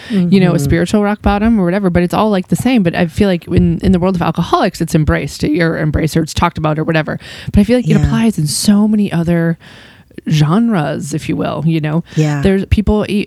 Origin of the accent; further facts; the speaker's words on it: United States; I grew up near a hippie school in New Hampshire.